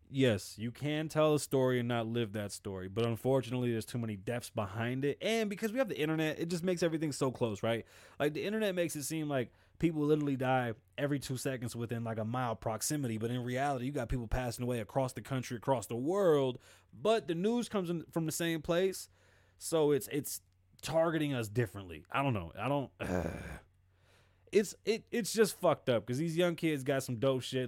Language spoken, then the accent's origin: English; New York City, New York, United States; I am Puerto Rican and I'm from the Bronx